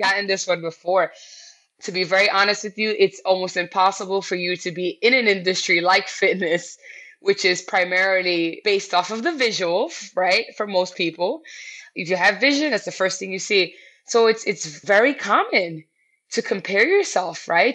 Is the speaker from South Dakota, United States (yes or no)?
no; New York City, New York, United States; I'm classic New Yorker. I've lived here my entire life.